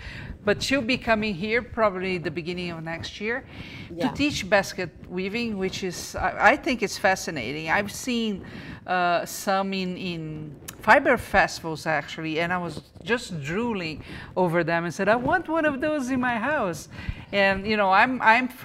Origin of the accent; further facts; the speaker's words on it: Brazil; moved away; I'm from Brazil